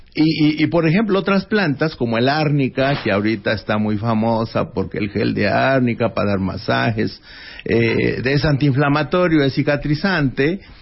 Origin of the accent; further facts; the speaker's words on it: Doctor Mora, Guanajuato, Mexico; en Doctor Mora, Guanajuato, que fue donde yo nací